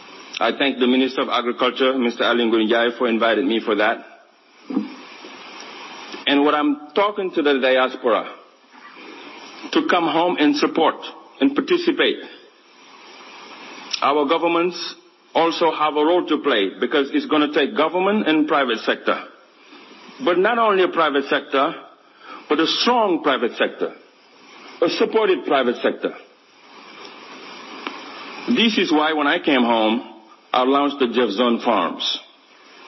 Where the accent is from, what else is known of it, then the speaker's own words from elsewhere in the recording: Kaolack, Senegal; moved away as an adult; also born or lived in United States; I grew up right here in Kaolack, 3 hours away from here, in poverty, looking at my mother struggling with 10 children